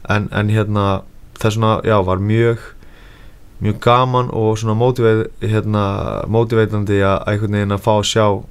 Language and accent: Icelandic; Iceland; ég er frá Íslandi og ég er að æfa með Gunnar Nelson